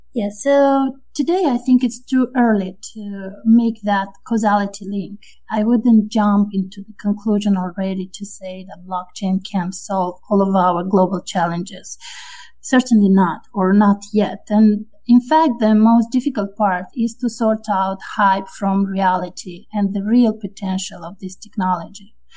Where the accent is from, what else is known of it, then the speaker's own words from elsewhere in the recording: Moldova; also born or lived in France; now in United States; I'm originally from Moldova, which is uh, a small and uh, low income country in the Eastern Europe. And then I moved to France